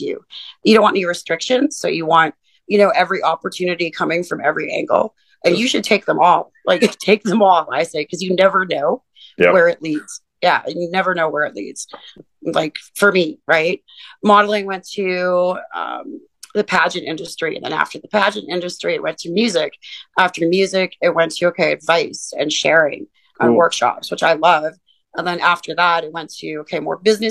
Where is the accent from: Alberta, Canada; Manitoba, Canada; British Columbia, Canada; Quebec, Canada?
Alberta, Canada; Northern; moved away as an adult; now in Edmonton, Canada; I'm from Northern Alberta, but I've been here since 2008, and I came here for college